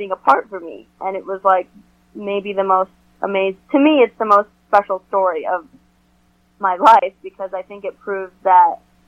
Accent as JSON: {"language": "English", "region": "New York", "country": "United States", "said": "as a New Yorker"}